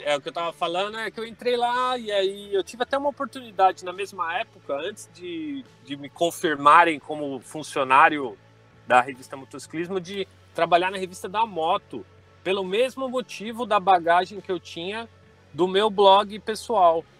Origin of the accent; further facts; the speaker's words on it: Santo André, São Paulo, Brazil; sou de Santo André, São Paulo